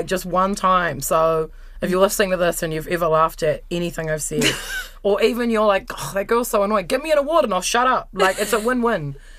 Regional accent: Lower Hutt, Wellington, New Zealand; I'm also from Welly. Which is where? I'm from the Hutt.

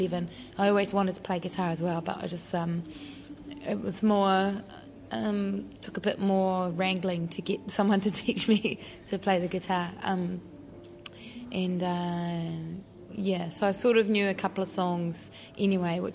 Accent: Raglan, Waikato, New Zealand; I grew up in Raglan

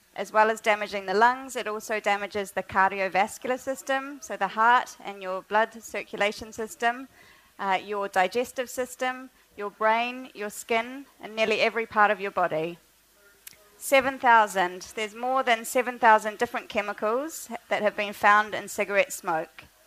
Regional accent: Auckland, New Zealand; moved away as an adult; also born or lived in Oxford, United Kingdom; I grew up in Auckland

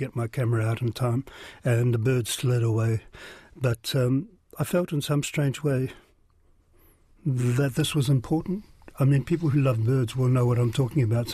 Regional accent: Whanganui, Manawatū-Whanganui, New Zealand; I grew up in Whanganui

